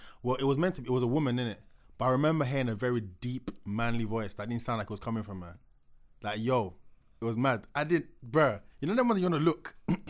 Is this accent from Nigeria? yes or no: yes; Nigeria; now in London, United Kingdom; growing up in, like, a Pentecostal church, and obviously I grew up in Nigeria as well